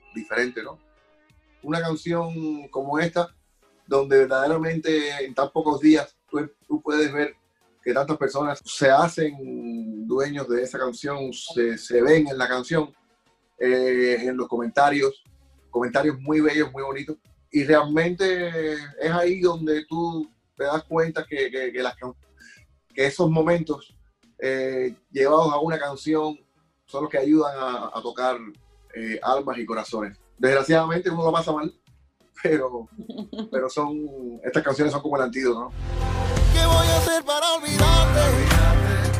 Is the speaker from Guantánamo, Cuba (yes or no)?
no; Havana, Cuba; moved away; el barrio de, Belén, donde yo nací.